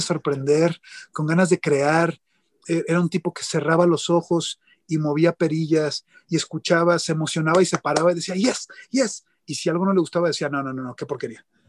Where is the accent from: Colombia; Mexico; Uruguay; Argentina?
Mexico; soy un productor de México